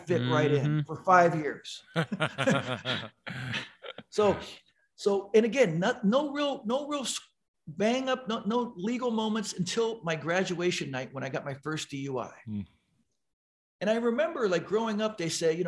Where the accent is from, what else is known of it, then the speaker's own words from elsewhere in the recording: San Diego, California, United States; I grew up in San Diego, which is right next to a little town known as Tijuana.